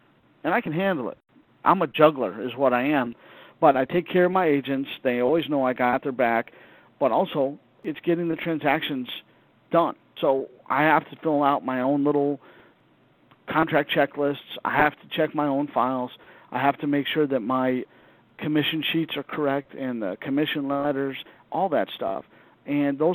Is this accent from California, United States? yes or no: yes; Southern California, United States; moved away; I grew up in Southern California